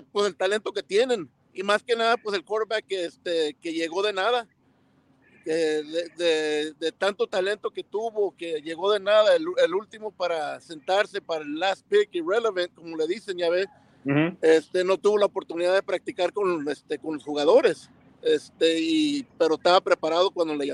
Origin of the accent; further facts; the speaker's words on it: Las Vegas, Nevada, United States; also born or lived in Tijuana, Mexico; Nacimos Este, {S3} en Tijuana y al, al, año nos trajeron para acá, para Las Vegas.